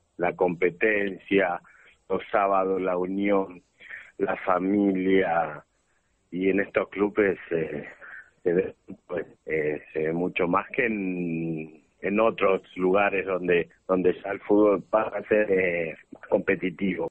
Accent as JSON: {"language": "Spanish", "town": "José León Suárez", "region": "Buenos Aires Province", "country": "Argentina", "said": "Soy de Suárez, de José Lón Suárez y vivo en el barrio Malvinas"}